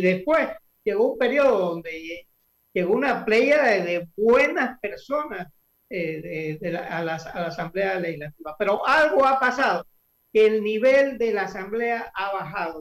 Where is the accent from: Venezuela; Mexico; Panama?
Panama; Santiago de Veraguas, Veraguas; now in Panama City, Panama; Yo nací y me crié en Santiago